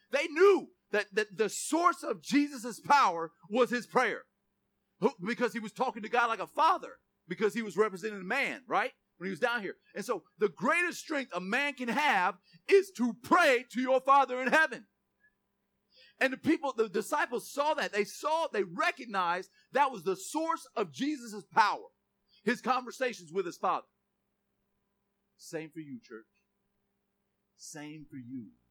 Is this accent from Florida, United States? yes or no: yes; Gainesville, Florida, United States; I'm from Lincoln Estates in southeast Gainesville